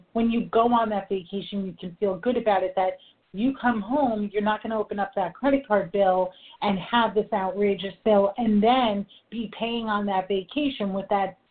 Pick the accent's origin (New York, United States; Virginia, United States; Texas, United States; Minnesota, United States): New York, United States; I am a New Yorker, I talk fast